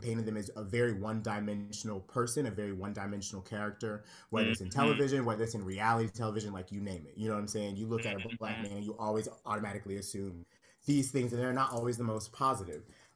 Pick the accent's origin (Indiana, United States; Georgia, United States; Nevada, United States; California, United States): Georgia, United States; Conyers; moved away as an adult; also born or lived in Pittsburgh; now in New York, United States; I'm a Conyers girl. I was raised in Conyers, Georgia.